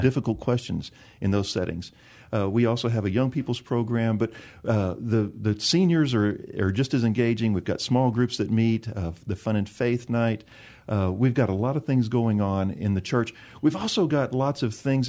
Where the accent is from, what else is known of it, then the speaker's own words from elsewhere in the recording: San Antonio, Texas, United States; I grew up in the South part of San Antonio between Bronach and Calaveras Lake off of one eighty-one.